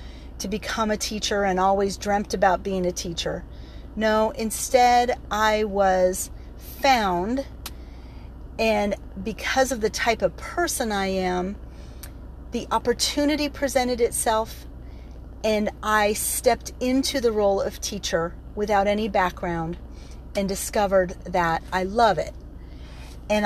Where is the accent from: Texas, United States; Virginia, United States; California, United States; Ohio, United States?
California, United States; moved away; also born or lived in Oklahoma; I grew up in California